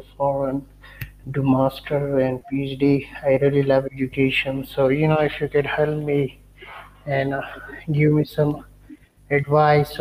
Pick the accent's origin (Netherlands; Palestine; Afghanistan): Afghanistan; I'm from Afghanistan